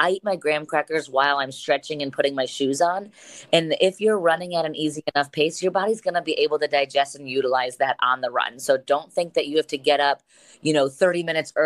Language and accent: English; Medina County, Ohio, United States; I am born and raised in Medina County, which is just south of Cleveland.